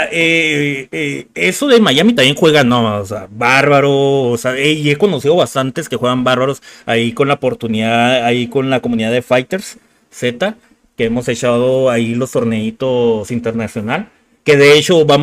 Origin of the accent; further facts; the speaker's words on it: Barcelona, Catalonia, Spain; Yo soy de Barcelona.